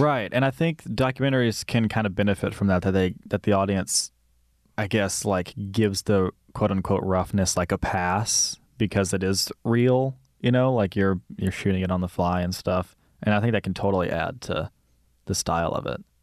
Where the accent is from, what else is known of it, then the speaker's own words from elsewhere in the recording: Mississippi, United States; I grew up in Mississippi